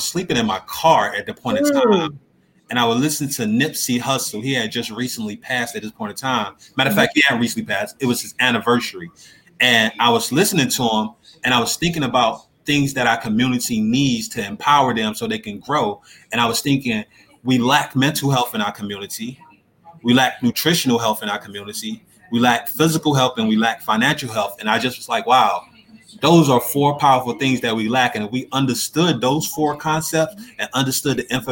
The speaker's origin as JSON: {"language": "English", "region": "North Carolina", "country": "United States", "tie": "born or raised there", "said": "I was born and raised in North Carolina, and my family is from North Carolina"}